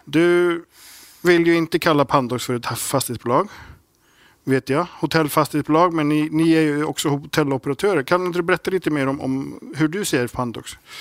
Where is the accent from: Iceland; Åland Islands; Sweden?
Iceland; moved away; när jag var grabb på Island